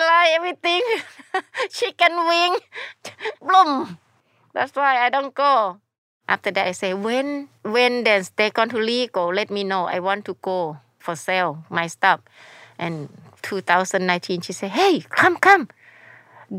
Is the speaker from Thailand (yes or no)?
yes; Chiang Mai, Thailand; English is a second language; moved away as an adult; now in United States; I grew up in Thailand. I born in Chiang Mai.